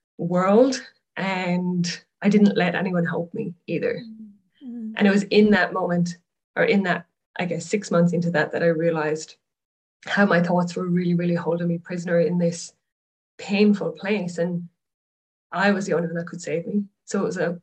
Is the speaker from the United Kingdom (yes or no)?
no; Ireland; moved away as an adult; now in Australia; But originally I'm from Ireland, moved to Australia